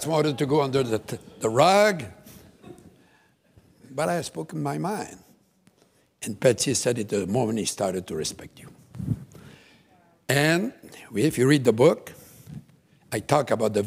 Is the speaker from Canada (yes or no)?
yes; Quebec, Canada; first language French; English is a second language; also born or lived in Shawinigan; I'm from Quebec